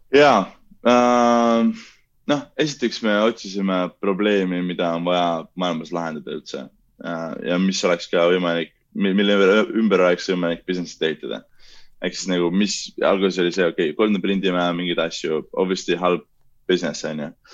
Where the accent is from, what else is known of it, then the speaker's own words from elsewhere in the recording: Pärnu, Pärnu County, Estonia; mina ja Kaspar oleme pärnakad